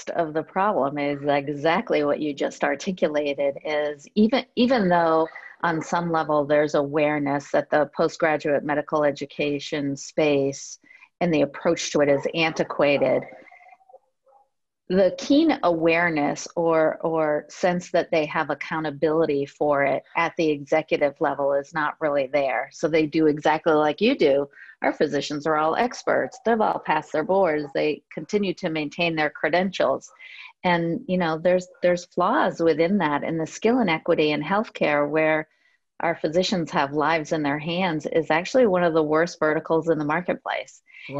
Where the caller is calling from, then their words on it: Bethesda, Maryland, United States; Bethesda, actually.